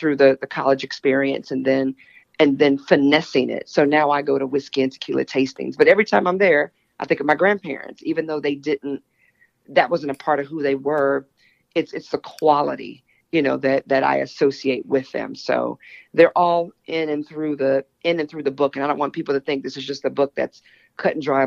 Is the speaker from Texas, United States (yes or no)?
yes; Texas, United States; now in New York City, United States; I'm originally from Texas